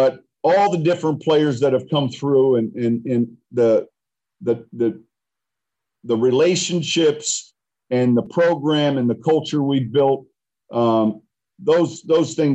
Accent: Illinois, United States; I'm from Illinois

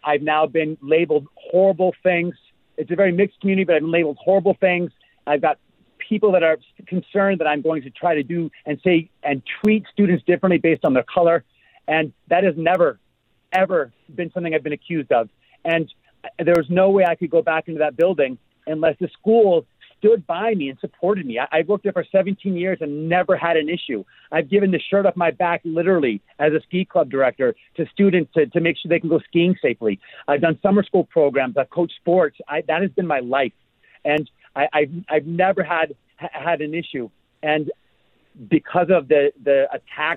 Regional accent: Seattle, Washington, United States; now in Allentown, United States; I'm from Seattle and my entire family's out there

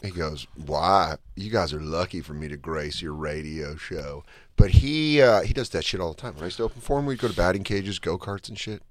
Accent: Denver, Colorado, United States; I remember growing up in Denver.

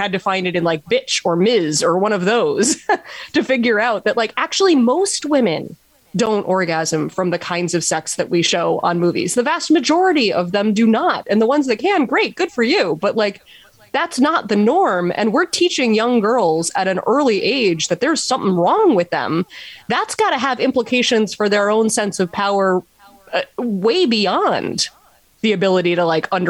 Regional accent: New York City, New York, United States; I grew up in New York City

